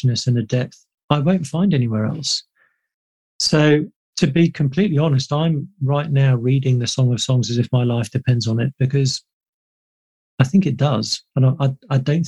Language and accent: English; United Kingdom; being British